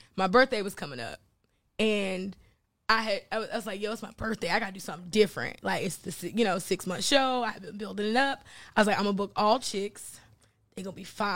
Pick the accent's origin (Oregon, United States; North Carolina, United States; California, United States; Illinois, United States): North Carolina, United States; moved away as an adult; also born or lived in Florida / New York / Virginia; I'm from North Carolina, right? Shout out to Greensboro, North Carolina.